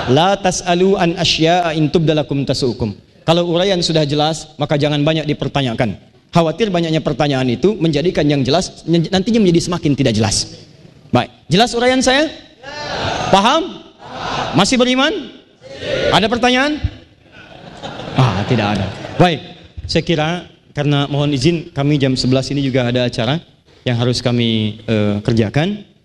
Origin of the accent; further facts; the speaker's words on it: Banten, Indonesia; Saya putra Banten. Saya menyayangi Anda. Dan dimanapun saya berada, saya akan selalu mengatakan pada dunia bahwa saya dari Banten, saya membawa nama Banten